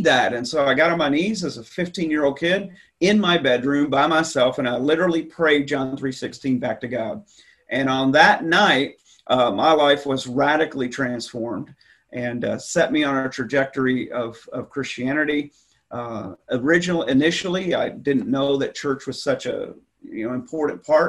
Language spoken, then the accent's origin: English; Texas, United States; moved away as an adult; I grew up in Texas, and so I was the youngest of three boys growing up in the 70s